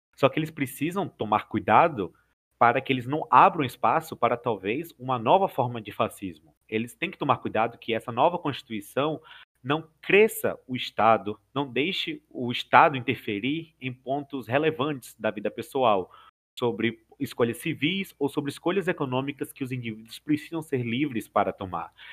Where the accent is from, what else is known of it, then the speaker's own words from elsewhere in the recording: Bahia, Brazil; eu sou baiano e por consequência sou do Nordeste